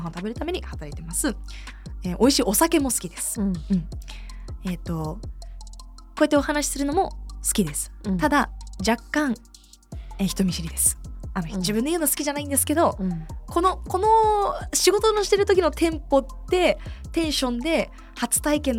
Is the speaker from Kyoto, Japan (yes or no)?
no; Tokyo, Japan; born there; はい、年齢は26歳になりました、はい、1997年7月7日東京都生まれ